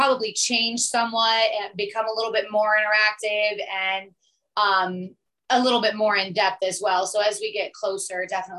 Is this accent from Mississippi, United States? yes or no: no; Denver, Colorado, United States; also born or lived in Detroit, Michigan (parents' origin); now in Orlando, United States; So I actually was not born in Detroit. I was born in Denver, Colorado, but my mom was pregnant with me when they left Detroit. My parents were both born and raised there.